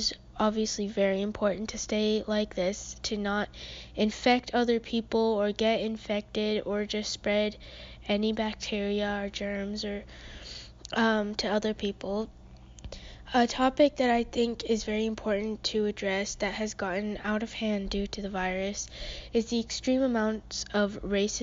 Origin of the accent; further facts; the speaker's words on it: United States; my family is from Pakistan, and though I was born and raised in America